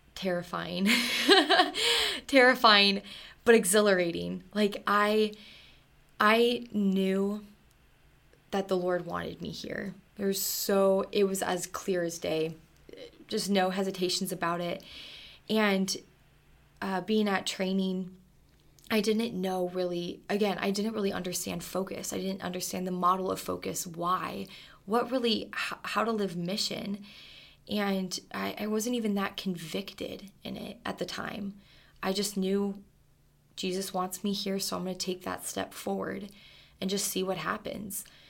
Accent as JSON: {"language": "English", "region": "Arizona", "country": "United States", "said": "I'm from Arizona, Stubby West, Tucson, Arizona"}